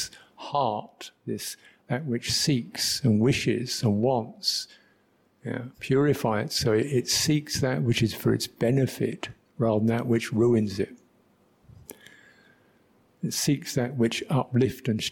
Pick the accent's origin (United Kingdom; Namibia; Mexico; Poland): United Kingdom; London; I was brought up in London